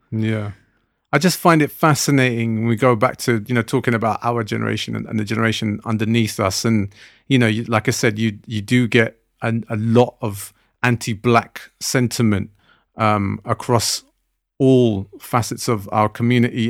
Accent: Southall, London, United Kingdom; when I was growing up in Southall, the Punjabi community where I lived around

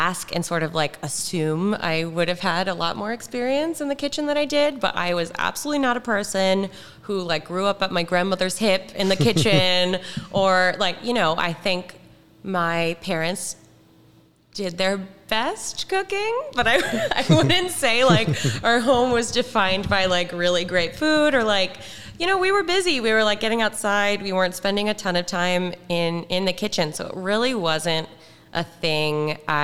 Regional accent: the Adirondacks, New York, United States; now in Baltimore, United States; growing up in the Adirondacks

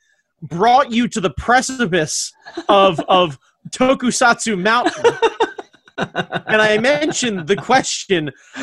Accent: United States; I'm American

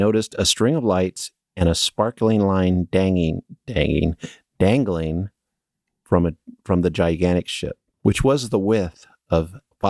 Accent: New Bedford, Massachusetts, United States; I grew up in New Bedford and would go hiking and spend the night out there in the Freetown State Forest, not very far from Profile Rock.

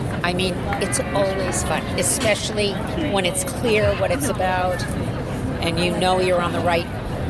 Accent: New York City, New York, United States; Because I was born in Brooklyn.

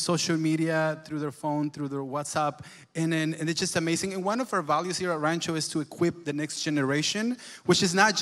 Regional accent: El Salvador; English is a second language; moved away as an adult; now in United States; I'm from El Salvador. I'm a Salvadorian friend here. I came here in 2005. I was already 21

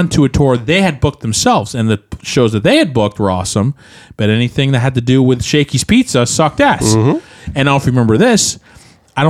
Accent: Portland, United States; We're from Portland

